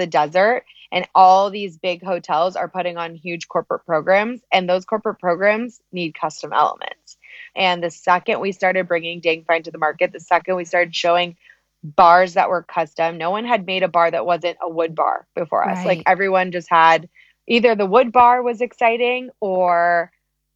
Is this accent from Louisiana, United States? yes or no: no; Los Angeles, California, United States; moved away as an adult; now in Phoenix, United States; I was born and raised in Los Angeles